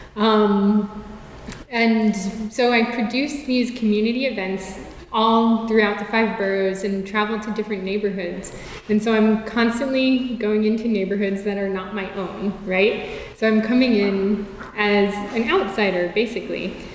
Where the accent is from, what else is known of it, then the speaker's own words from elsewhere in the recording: New York City, New York, United States; growing up in South Richmond Hill in Queens